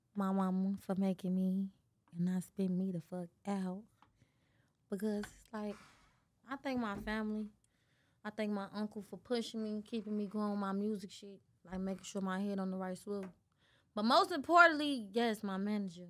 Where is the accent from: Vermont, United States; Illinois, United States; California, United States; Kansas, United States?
Illinois, United States; Chicago; I'm from Chicago.